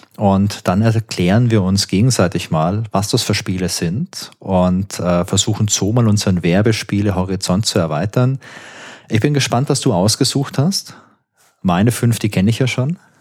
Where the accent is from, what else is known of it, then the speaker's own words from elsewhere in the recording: Karlsruhe, Baden-Württemberg, Germany; Ich komme auch aus Karlsruhe, genau wie